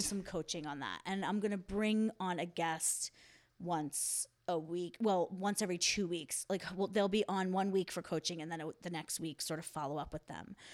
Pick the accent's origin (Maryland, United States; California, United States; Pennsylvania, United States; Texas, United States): Pennsylvania, United States; Philadelphia; I'm from Philly